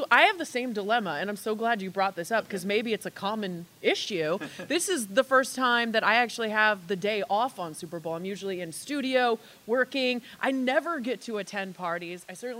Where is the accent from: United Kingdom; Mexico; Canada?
Canada; Vancouver, British Columbia; Vancouver, yes.